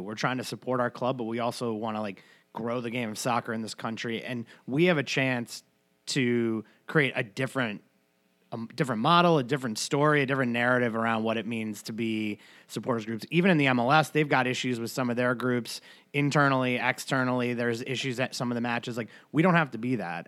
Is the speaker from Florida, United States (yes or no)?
no; New York, United States; now in Madison, United States; growing up in New York